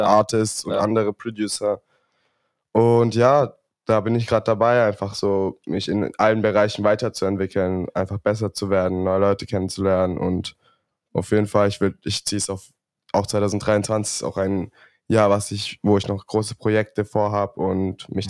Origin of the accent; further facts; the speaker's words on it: Stuttgart, Baden-Württemberg, Germany; bei uns in Stuttgart ist es so, da kommst du meistens von, wenn du jetzt von der Realschule dann noch weitermachen